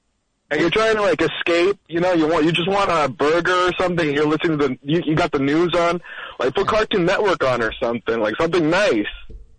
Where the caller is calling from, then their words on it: Newark, Delaware, United States; from Newark, Delaware.